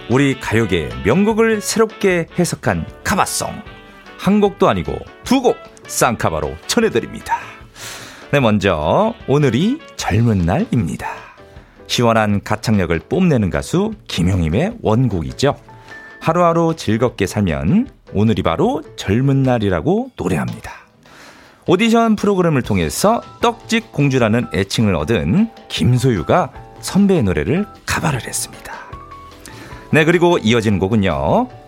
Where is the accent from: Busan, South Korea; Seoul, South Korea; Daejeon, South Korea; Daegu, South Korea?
Daejeon, South Korea; 저도 대전이에요. 친정이에요.